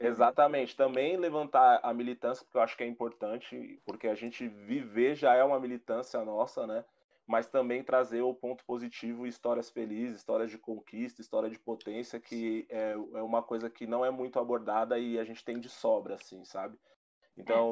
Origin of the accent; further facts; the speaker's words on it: Brazil; eu aqui sou brasileiro e me acho branco